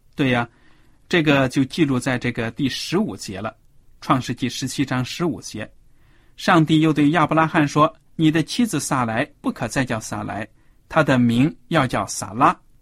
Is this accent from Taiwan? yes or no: no; China; 对我们中国人来说，可以说是非常陌生的一个礼节，因为在我们中国的古代的文化呢